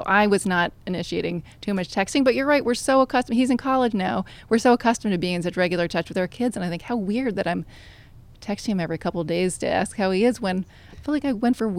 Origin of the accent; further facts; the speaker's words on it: Manhattan, New York, United States; because I grew up here in Manhattan, fairly privileged environment